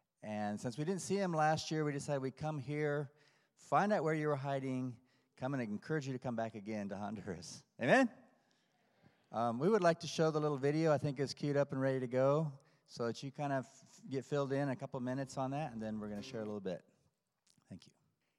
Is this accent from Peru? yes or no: yes; Peru; moved away; I did not grow up in the States. My wife did. I grew up in Peru. My mom and dad went to Peru, and they spent all of their lives doing a Bible translation down there.